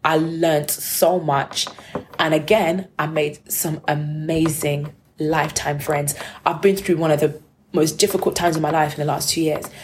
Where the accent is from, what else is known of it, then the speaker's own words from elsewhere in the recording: United Kingdom; I'm the Brit